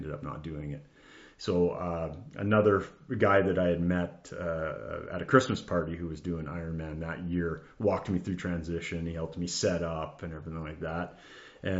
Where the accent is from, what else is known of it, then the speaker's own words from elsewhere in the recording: Abbotsford, British Columbia, Canada; now in North Vancouver, Canada; I was born and raised in Abbotsford